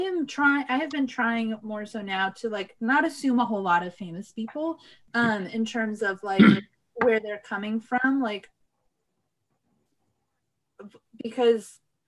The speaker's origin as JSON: {"language": "English", "town": "Riverside", "region": "California", "country": "United States", "moved": "yes", "lives_now": "Portland, United States", "said": "Yeah, so I'm from the Inland Empire, i.e., I'm from Riverside, California."}